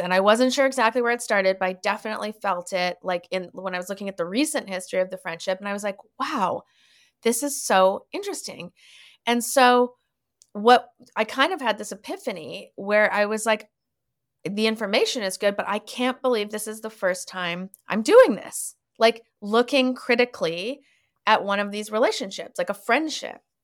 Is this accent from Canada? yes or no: yes; Canada; moved away as an adult; also born or lived in Winnipeg, Manitoba / Toronto, Ontario / Montreal, Quebec; now in Los Angeles, United States; I was born in Winnipeg, and then I kind of grew up in Toronto and Montreal, and now my family lives in Vancouver